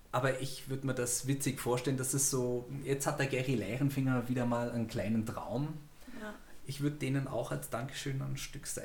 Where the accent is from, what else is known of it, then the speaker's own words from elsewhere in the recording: Bavaria, Germany; Und ich, ja, wir kommen aus der Nähe von München